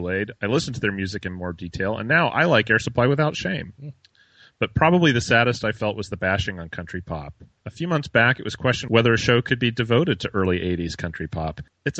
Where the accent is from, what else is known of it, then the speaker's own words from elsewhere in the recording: Midwest, United States; since I grew up in the Midwest, where the urban cowboy phase was something I saw every day in the hallways of high school.